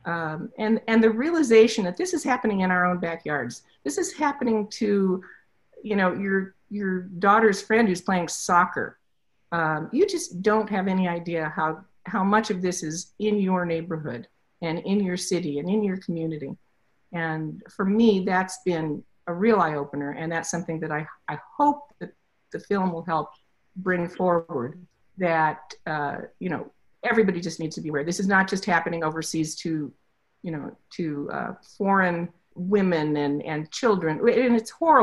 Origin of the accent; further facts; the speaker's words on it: Las Vegas, Nevada, United States; I grew up in Las Vegas